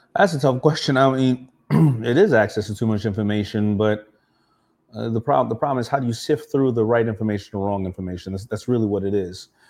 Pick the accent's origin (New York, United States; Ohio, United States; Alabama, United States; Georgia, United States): New York, United States; New York City; I grew up around Shea Stadium